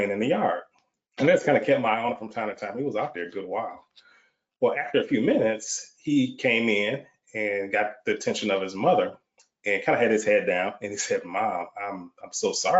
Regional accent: Michigan, United States; moved away as an adult; now in Texas, United States; I'm born and raised in the Michigan area, but relocated to Texas almost 30 years ago.

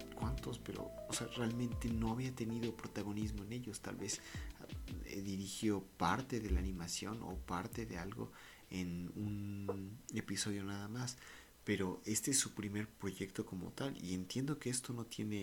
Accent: Mexico; queramos o no, fuimos creados como mexicanos

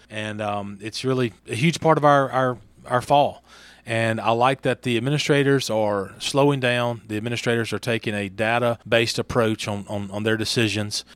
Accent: Franklinton, Louisiana, United States; moved away as an adult; now in Hernando, United States; I was born in Franklinton, Louisiana, just about sixty-five miles north of New Orleans

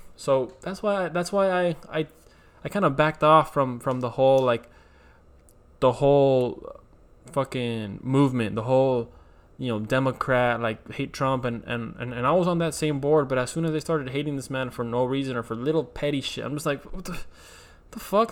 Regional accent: United States; I am Mexican American. Um, I say Mexican first because my parents are Mexican, both of them are Mexican, and then American uh, because I was born here

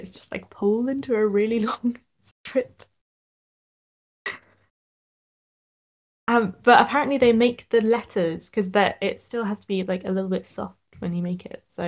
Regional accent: Sussex, South East England, United Kingdom; I'm from Sussex

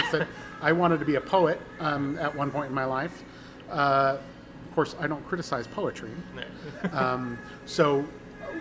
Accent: Southern Oregon, United States; moved away; I was born in Oregon, Southern Oregon

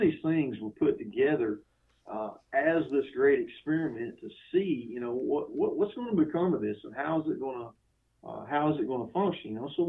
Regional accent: United States; also born or lived in Georgia; as an American citizen

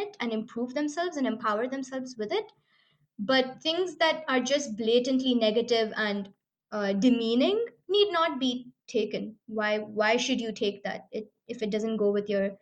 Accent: Dubai, United Arab Emirates; growing up in Dubai

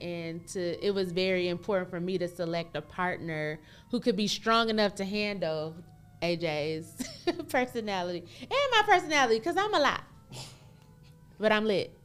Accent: Michigan, United States; moved away as an adult; now in Dallas-Fort Worth, United States; I'm originally from Michigan

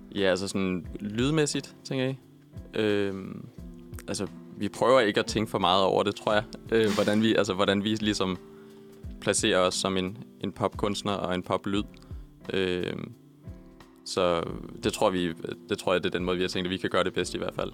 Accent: Copenhagen, Capital Region of Denmark, Denmark; vi er begge to født og opvokset i Københavnsområdet

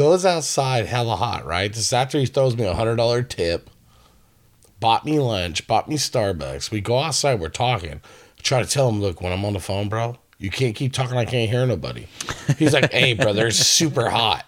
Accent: Vallejo, California, United States; moved away as an adult; now in Northwest, United States; I'm from a little place called Vallejo, California

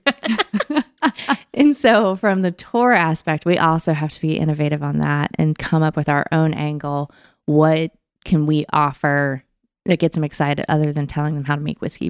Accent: Cincinnati, Ohio, United States; now in Memphis, United States; I'm from Cincinnati, Ohio

